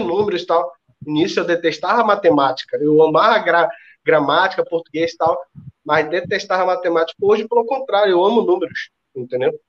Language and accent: Portuguese; Ceará, Brazil; Sou cearense